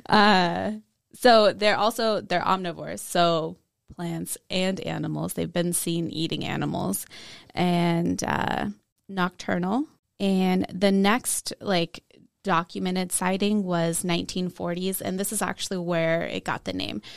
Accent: Washington, United States; I grew up in Washington

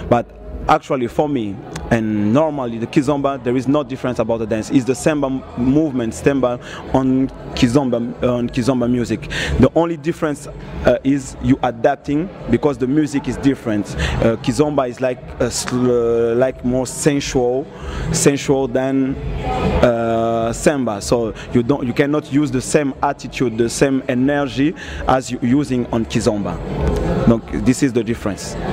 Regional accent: Angola; I'm from Angola

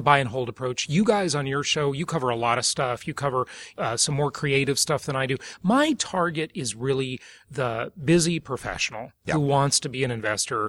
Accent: Los Angeles, California, United States; I grew up poor in West Los Angeles area, California

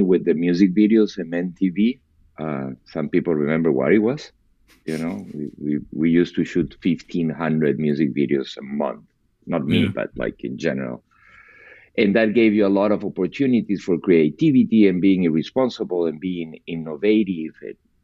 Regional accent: Peru; moved away; I was born and raised in Peru, in South America

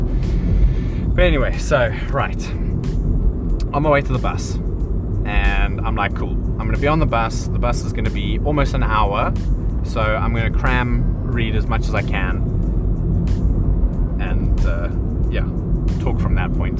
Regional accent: South Africa; growing up in South Africa

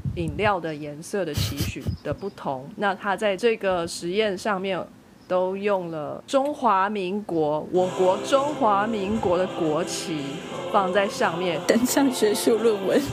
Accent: Taiwan; 让我们台湾人本人都非常地惊讶了

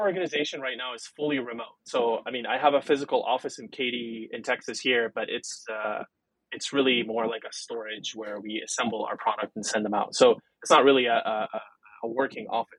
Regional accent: Lebanon; first language Arabic and French; English is a second language; moved away as an adult; also born or lived in San Francisco, United States; was born and raised in Lebanon, uh, in the Middle East

